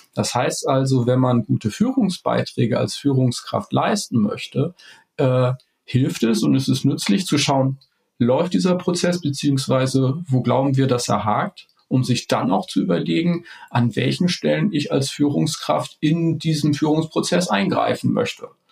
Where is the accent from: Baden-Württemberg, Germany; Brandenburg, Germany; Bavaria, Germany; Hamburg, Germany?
Hamburg, Germany; ich komme aus Hamburg